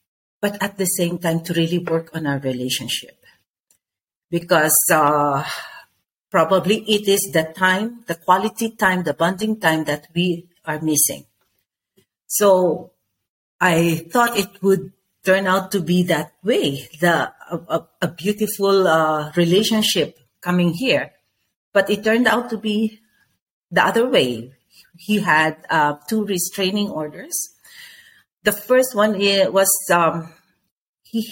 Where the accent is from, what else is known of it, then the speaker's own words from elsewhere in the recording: Philippines; I'm from the Philippines.